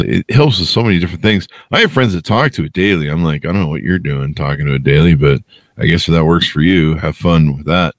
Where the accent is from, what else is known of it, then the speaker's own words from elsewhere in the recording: Utah, United States; also born or lived in California; when I came to Utah halfway through my elementary school